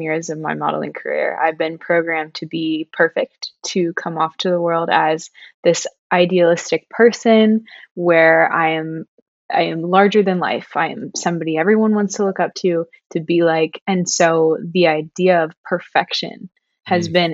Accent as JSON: {"language": "English", "region": "Ohio", "country": "United States", "moved": "yes", "lives_now": "Los Angeles, United States", "said": "I'm from Ohio"}